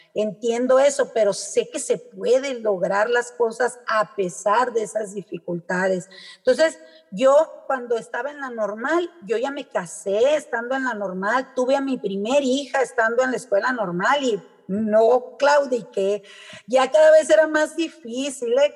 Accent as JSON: {"language": "Spanish", "town": "Hermosillo", "region": "Sonora", "country": "Mexico", "tie": "born or raised there", "also_born_or_lived": "Ciudad Obregón, Sonora", "moved": "as an adult", "lives_now": "Santa Ana, Mexico", "said": "luego por trabajo de mi papá nos venimos a Hermosillo, y ya en Hermosillo hice la mayoría de mi, de mi carrera como estudiante"}